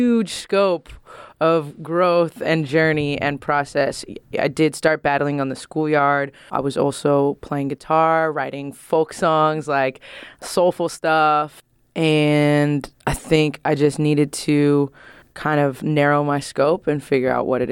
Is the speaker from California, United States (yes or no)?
yes; San Francisco, California, United States; I'm from San Francisco, California